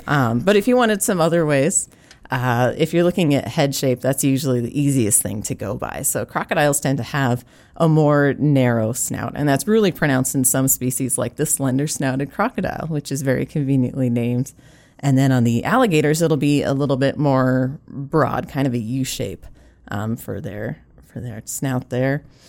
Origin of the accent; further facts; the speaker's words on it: California, United States; now in South Dakota, United States; as a Californian